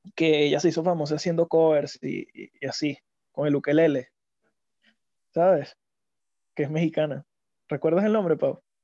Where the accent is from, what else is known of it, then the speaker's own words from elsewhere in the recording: Venezuela; nosotros como venezolanos